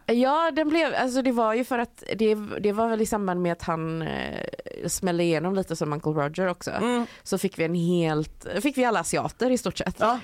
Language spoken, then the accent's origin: Swedish; Sweden; moved away as an adult; also born or lived in London; jag är svensk